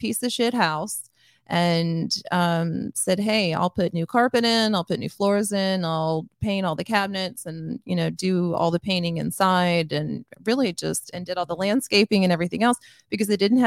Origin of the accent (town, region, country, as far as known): Grandview, United States; born or raised there